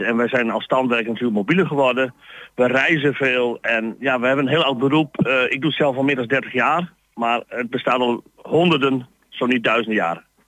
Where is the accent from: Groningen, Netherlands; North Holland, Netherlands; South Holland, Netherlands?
Groningen, Netherlands; Stadskanaal; accent: Plat; ik kom uit Stadskanaal, Groningen